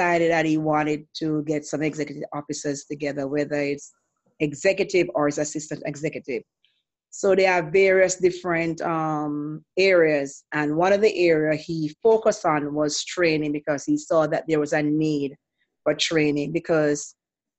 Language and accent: English; Jamaica; moved away as an adult; I'm from Jamaica, and I was never Seventh-day Adventist in Jamaica